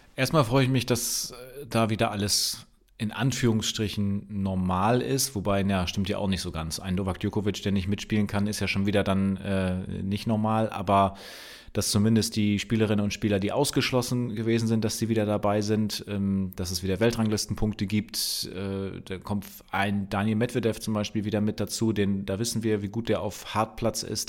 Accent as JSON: {"language": "German", "region": "Bremen", "country": "Germany", "said": "für mich als Bremer"}